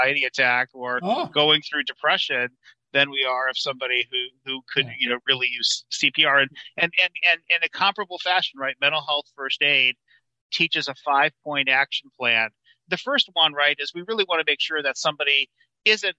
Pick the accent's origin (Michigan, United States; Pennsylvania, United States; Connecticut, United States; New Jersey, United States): Michigan, United States; I'm from Michigan.